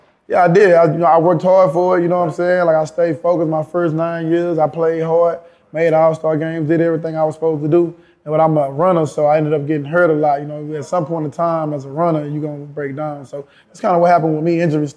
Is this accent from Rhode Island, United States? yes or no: no; Houston, Texas, United States; I'm from Houston, Texas, born and raised. You know, spent my first 17 years right inside the hood, Fifth Ward, Harder Street, to be exact.